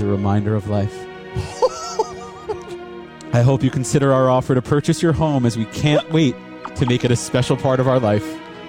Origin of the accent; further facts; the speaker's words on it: New Jersey, United States; now in Los Angeles, United States; I are originally from the East Coast. Kristen grew up in a small mountain town in upstate New York, and I grew up in New Jersey.